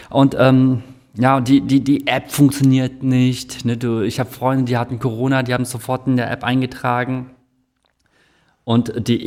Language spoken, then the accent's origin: German; South Korea; ich bin ja auch Koreaner und ich sehe halt, wie in Korea das gemanagt wird.